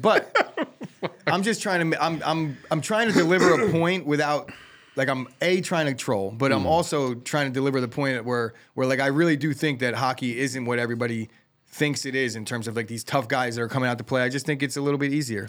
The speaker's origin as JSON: {"language": "English", "town": "Colonia", "region": "New Jersey", "country": "United States", "tie": "born or raised there", "said": "They did not have a ice rink when I was growing up in Colonia."}